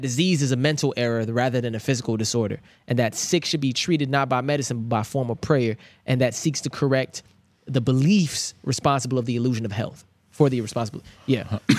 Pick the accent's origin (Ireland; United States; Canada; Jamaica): Jamaica; as a Jamaican, you're supposed to have three jobs.